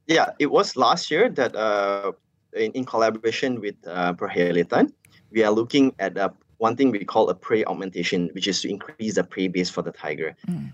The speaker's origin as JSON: {"language": "English", "country": "Malaysia", "said": "everyday Malaysian, all of us as Malaysian"}